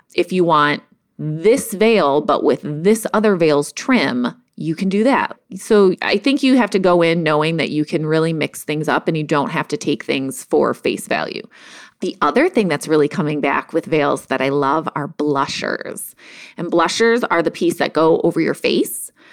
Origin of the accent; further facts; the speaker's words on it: Cleveland, Ohio, United States; moved away as an adult; also born or lived in Chicago; I'm from Cleveland, but I moved to Chicago for a job